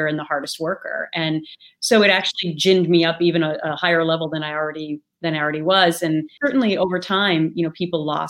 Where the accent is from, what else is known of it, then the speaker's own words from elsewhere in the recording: Minnesota, United States; accent: Minnesota; my Minnesota accent